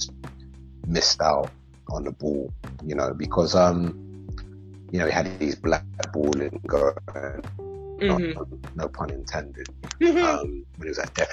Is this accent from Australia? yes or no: no; London, United Kingdom